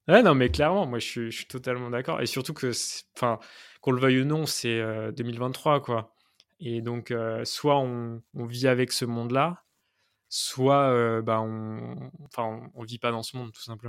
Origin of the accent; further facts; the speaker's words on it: Nantes, Pays de la Loire, France; moi, à la base, je suis nantais